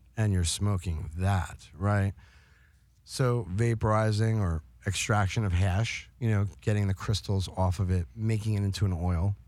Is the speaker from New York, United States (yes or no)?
yes; New York, United States; I grew up in New York